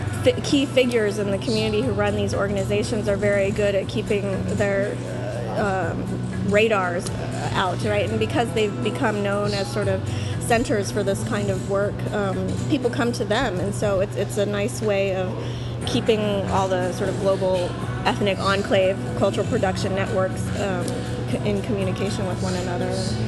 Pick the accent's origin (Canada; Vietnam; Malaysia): Vietnam; born there; So I was born in Vietnam. I'm actually a quarter Indian, South Asian, and some Chinese on my father's side, the Indians on my mother's side.